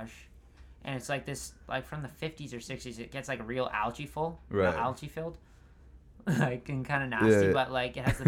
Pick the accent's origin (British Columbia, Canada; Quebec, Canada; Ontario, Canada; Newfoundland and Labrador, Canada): Ontario, Canada; St. George; also born or lived in Paris, Ontario; my hometown is St. George